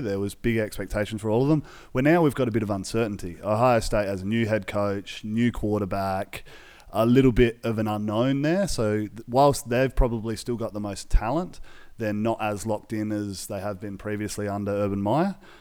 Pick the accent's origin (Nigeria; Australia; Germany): Australia; we're Aussie guys.